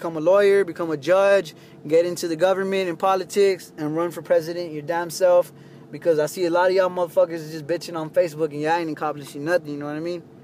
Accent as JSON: {"language": "English", "region": "Texas", "country": "United States", "tie": "born or raised there", "said": "I'm a United States citizen. I grew up in Texas"}